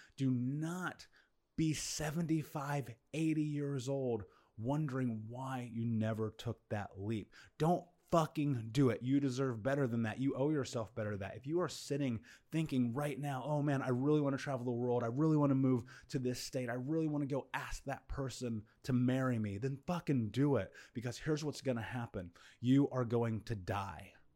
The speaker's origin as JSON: {"language": "English", "region": "Indiana", "country": "United States", "tie": "born or raised there", "moved": "as an adult", "lives_now": "Bali, Indonesia", "said": "I come from a very bad neighborhood in Indiana where many of my friends were arrested, many of my friends have been murdered"}